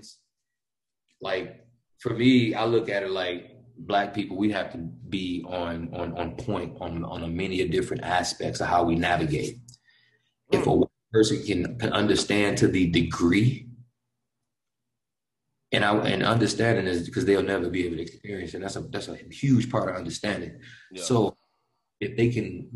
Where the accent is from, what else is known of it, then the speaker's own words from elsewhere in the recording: Detroit, Michigan, United States; now in Colorado, United States; I was born in Detroit and spent a lot of time up there